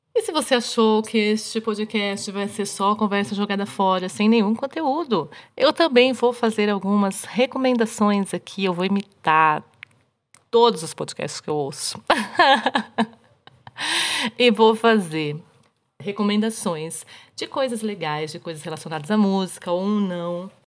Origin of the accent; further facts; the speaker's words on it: Brazil; aqui onde eu, onde eu nasci, onde eu cresci, onde eu moro ainda hoje, é frio, é mais frio do que, sei lá, do que São Paulo